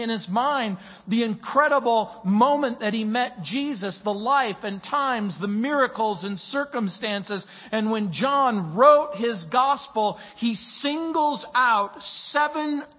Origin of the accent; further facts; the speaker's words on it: Mojave Desert, California, United States; also born or lived in New Orleans, Louisiana; When I was a young man growing up in the Mojave Desert